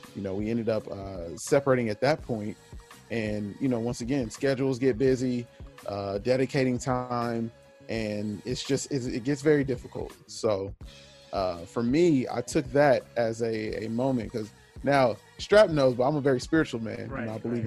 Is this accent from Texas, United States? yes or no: no; Southern California, United States; also born or lived in Kansas; now in Wichita, United States; I grew up in Southern California